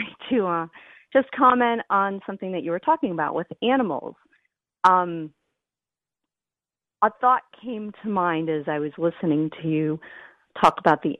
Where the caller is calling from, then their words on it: outside of Boston, Massachusetts, United States; I'm calling from outside of Boston, Massachusetts.